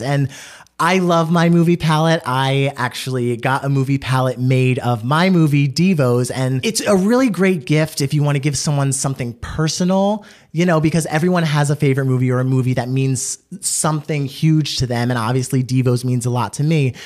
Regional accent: East Coast, United States; we from the East Coast

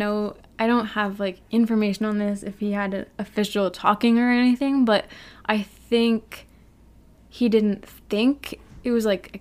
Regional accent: New England, United States; from New England

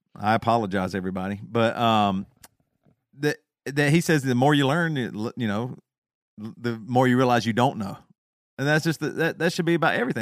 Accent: the South, United States; accent: Southern; my Southern accent

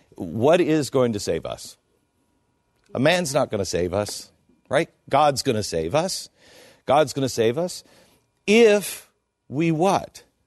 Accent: Seattle, Washington, United States; moved away; I grew up in Seattle.

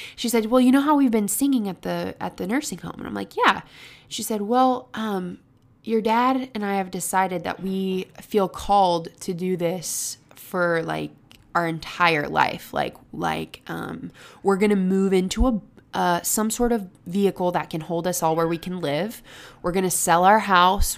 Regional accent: Pensacola, Florida, United States; I was born in Pensacola

